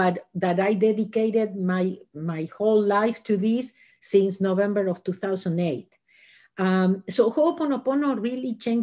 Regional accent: Argentina; moved away as an adult; now in Los Angeles, United States; I was born in Argentina and I lived in Los Angeles for the last 37 years.

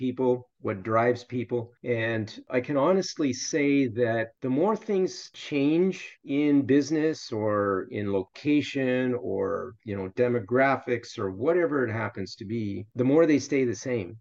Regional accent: Canada; moved away as an adult; also born or lived in Iowa, United States / Middle East; I went to university in the States, even though I'm Canadian

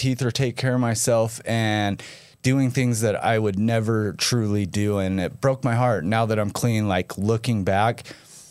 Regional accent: St. George, Utah, United States; I grew up here. I was born and raised in St. George.

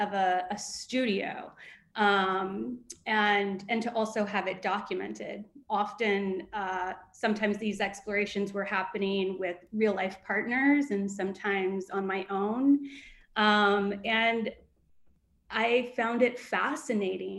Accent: Southern Ohio, United States; moved away; I grew up in Southern Ohio, very conservative background

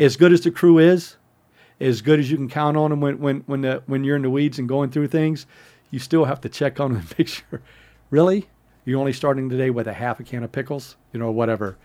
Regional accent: San Diego, California, United States; I was from San Diego area

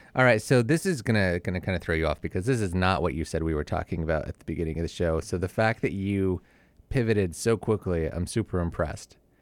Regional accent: Southern California, United States; moved away; also born or lived in Utah; I'm from Southern California

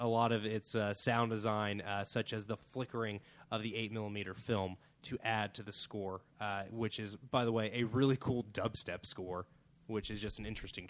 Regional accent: Australia; I'm Australian and nonchalant. It's hilarious.

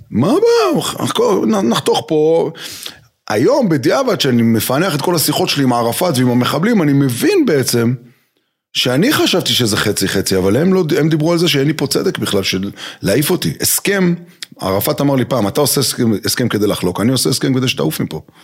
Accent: Jerusalem, Jerusalem District, Israel; גדלתי בירושלים

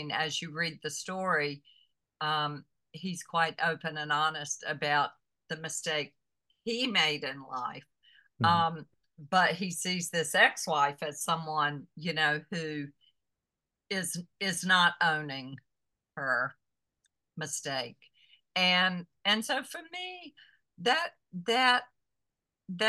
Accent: the South, United States; growing up in the South

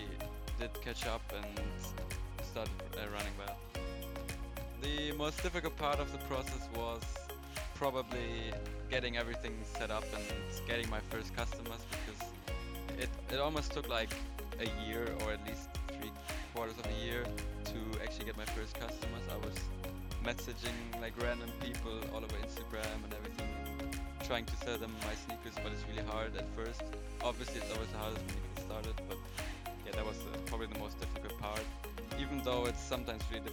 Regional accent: Germany; I'm from Germany

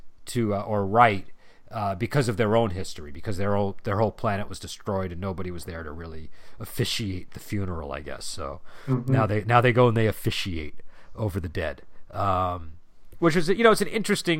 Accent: United States; as an American

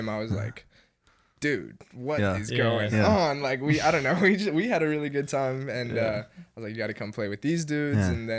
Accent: Atlanta, Georgia, United States; we're from Atlanta, but Athens feels like a second home very much

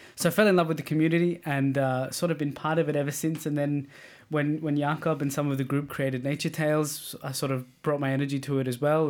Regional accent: Australia; now in Denmark; as an Australian, we're very open

